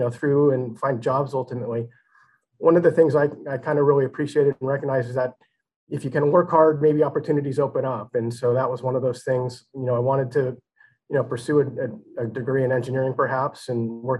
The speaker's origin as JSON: {"language": "English", "town": "Pacifica", "region": "California", "country": "United States", "tie": "born or raised there", "said": "I grew up in California in a small town just outside of San Francisco, Pacifica, right on the coast there"}